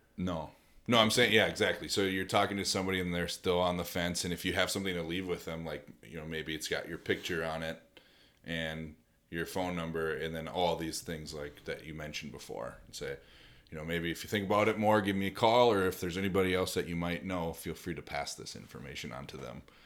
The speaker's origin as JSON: {"language": "English", "country": "United States", "said": "being an American hunter"}